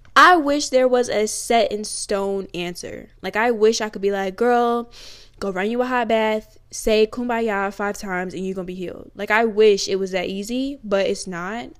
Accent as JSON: {"language": "English", "town": "Newport News", "region": "Virginia", "country": "United States", "said": "I'm from Newport News, Virginia. Yeah, big seven five seven"}